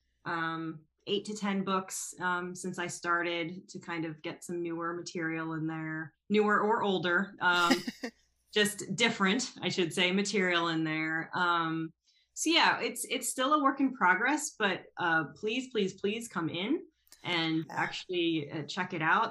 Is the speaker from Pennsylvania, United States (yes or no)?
yes; Philadelphia, Pennsylvania, United States; moved away; I'm actually not from the area. I'm from Philadelphia.